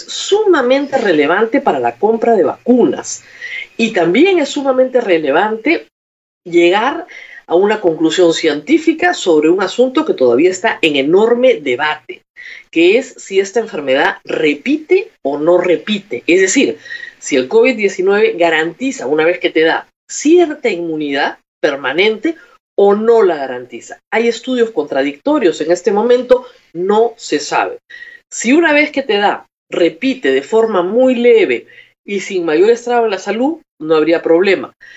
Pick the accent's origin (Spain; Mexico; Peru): Peru